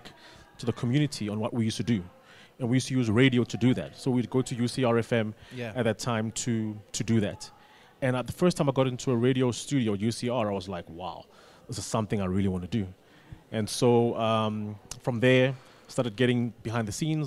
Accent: Mthatha, Eastern Cape, South Africa; I grew up in Mthatha, like in the Eastern Cape

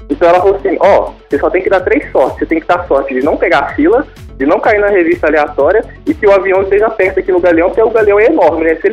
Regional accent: Belo Horizonte, Minas Gerais, Brazil; Ah, ele é de Recife, sou de BH, mas a gente dá um jeito depois disso.

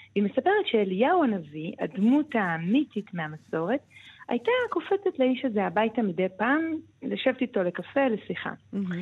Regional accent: Jerusalem, Jerusalem District, Israel; ואני אומרת את זה בתור ירושלמית

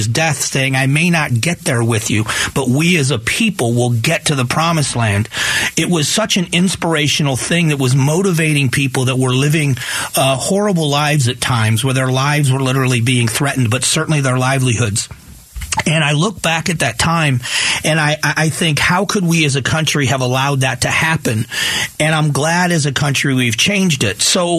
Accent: Fort Myers, Florida, United States; now in Arizona, United States; I grew up in the South. I grew up in Fort Myers, Florida, in Southwest Florida

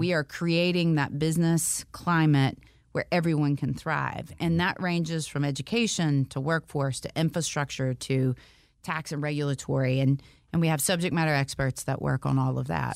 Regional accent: Valdosta, Georgia, United States; also born or lived in Auburn, Alabama; now in Atlanta, United States; we moved to South Georgia to a city called Valdosta, Georgia

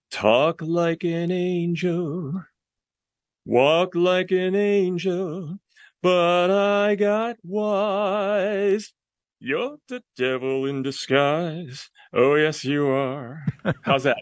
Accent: Hong Kong; moved away; also born or lived in London / Brooklyn, New York; she sent me to Hong Kong, where I was raised by my maternal grandparents.

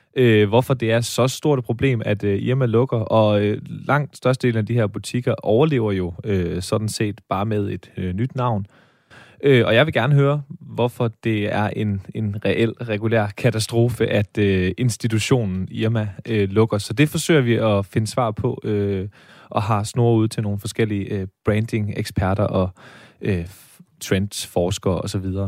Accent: Denmark; ærkejyde, født og opvokset i Jylland og aldrig øh, øh, øh sat sin ben, det er ikke helt rigtigt, men aldrig boet andre steder

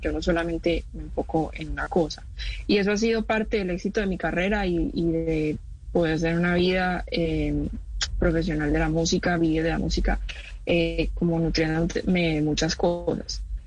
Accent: Medellín, Antioquia, Colombia; yo soy de Medellín y es mi casa, es mi, hogar, de ahí crecí todo

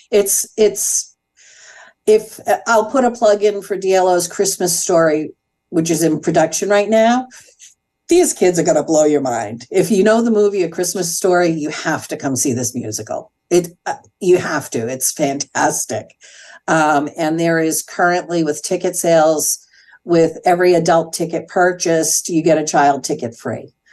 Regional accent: New England, United States; now in Danville, United States; When I relocated 27 years ago from New England, one of my fears is that I wasn't going to have access to the kinds of things culturally that I had back east.

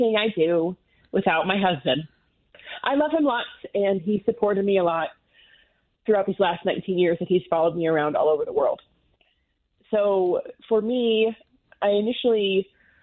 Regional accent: Nebraska, United States; moved away as an adult; now in Colorado Springs, United States; I am originally from Nebraska

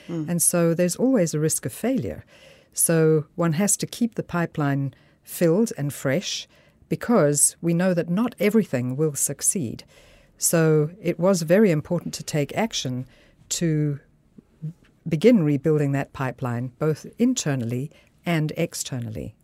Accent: South Africa; moved away as an adult; also born or lived in Switzerland / United States; now in Denmark; I'm a physician from South Africa, born to Scottish parents who emigrated to Africa

